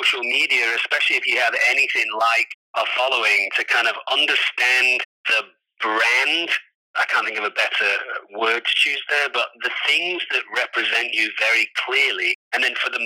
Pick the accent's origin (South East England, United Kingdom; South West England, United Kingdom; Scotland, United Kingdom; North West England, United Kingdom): North West England, United Kingdom; Manchester; now in Los Angeles, United States; I'm from England, Manchester, the north of England